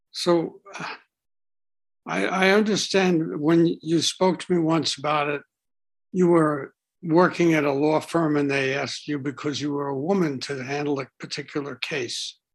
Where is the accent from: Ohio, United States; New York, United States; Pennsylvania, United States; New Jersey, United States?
New York, United States; New York City; Brooklyn, New York.